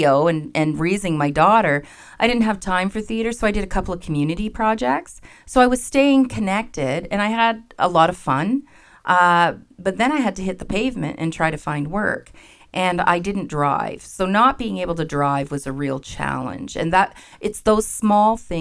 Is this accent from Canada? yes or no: yes; Ottawa Valley, Ontario, Canada; also born or lived in Windsor / Toronto / Killaloe; now in Kitchener-Waterloo, Canada; I grew up in the Ottawa Valley